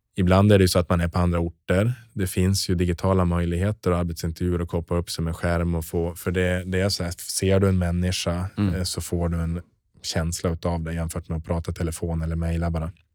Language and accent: Swedish; Norrland, Sweden; moved away; also born or lived in southern Sweden; jag är norrlänning och har blivit kvar i södra Sverige